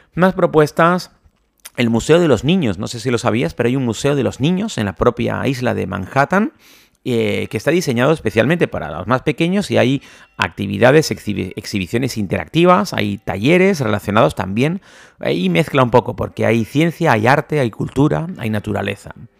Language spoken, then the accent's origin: Spanish; Spain; si somos españoles, que nos gusta cenar más tarde